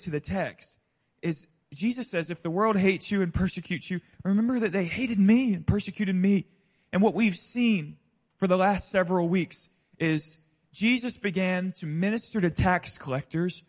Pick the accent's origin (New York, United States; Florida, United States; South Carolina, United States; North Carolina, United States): Florida, United States; Pensacola; I grew up in the deep South, right? Deep South. I grew up in Pensacola, Florida.